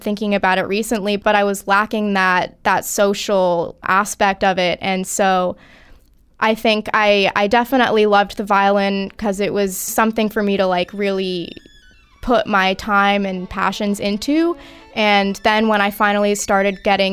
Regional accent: Rapid City, South Dakota, United States; I was born in Rapid City, South Dakota.

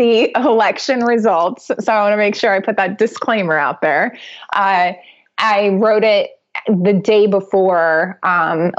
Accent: Ohio, United States; I'm from Ohio

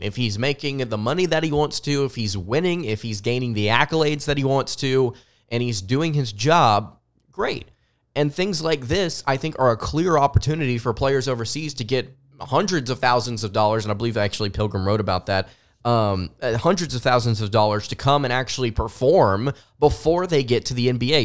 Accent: the South, United States; accent: somewhat Southern; I'm just doing it here in my somewhat Southern accent

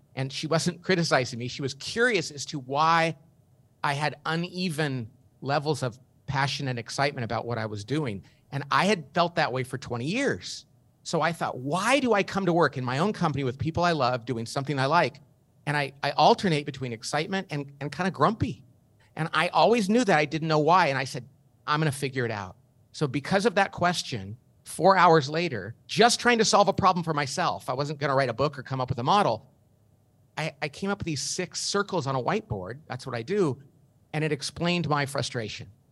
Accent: Bakersfield, California, United States; I grew up in Bakersfield, California, not a very sophisticated place

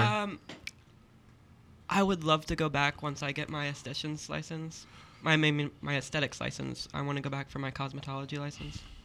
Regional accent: Tennessee, United States; also born or lived in Pennsylvania; I'm from Pennsylvania, but I spent most of my childhood growing up in Tennessee.

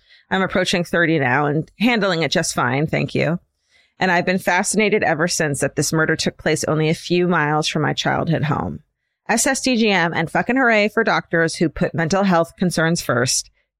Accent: Roseburg, Oregon, United States; comes from my hometown of Roseburg, Oregon, a town that's small, conservative, and dull as hell.

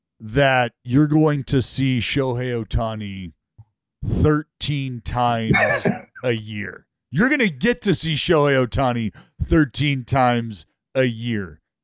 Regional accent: Stockton, California, United States; I'm from Stockton. I'm not from the Bay Area. I'm from Stockton.

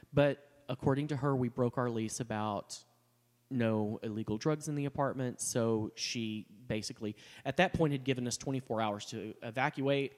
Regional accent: Texas, United States; growing up, I, you know, I mean, I'm from Texas.

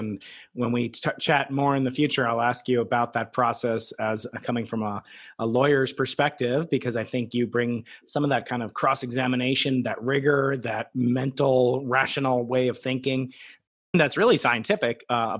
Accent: New York, United States; the New York Post from my hometown, New York.

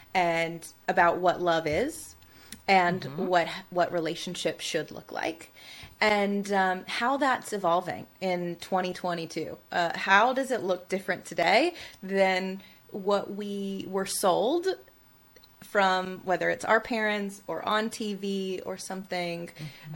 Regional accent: Tuscaloosa, Alabama, United States; born or raised there

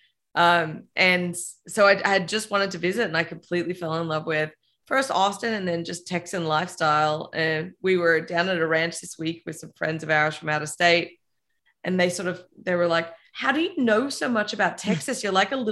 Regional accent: Melbourne, Victoria, Australia; moved away; I grew up in Australia in a pretty, you know, big city in Melbourne, 4 million people

